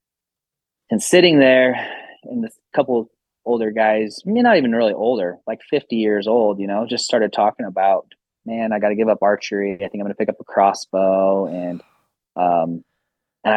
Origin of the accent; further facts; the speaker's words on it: Salt Lake City, Utah, United States; I grew up in Salt Lake